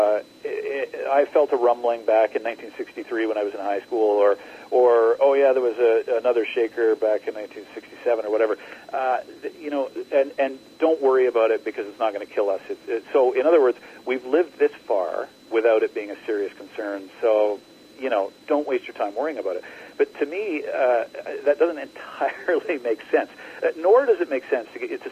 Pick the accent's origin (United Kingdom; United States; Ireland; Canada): Canada; Calgary, Alberta; moved away as an adult; also born or lived in Vancouver, Canada; I grew up in Calgary, and I moved to Vancouver in my 20s, about 1996.